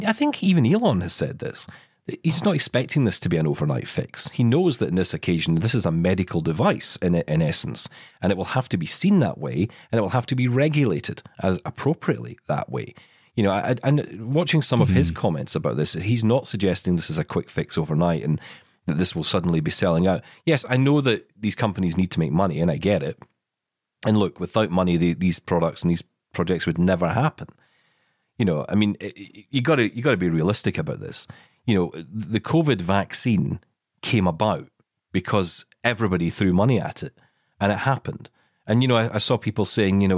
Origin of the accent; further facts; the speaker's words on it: Scotland, United Kingdom; I am Scottish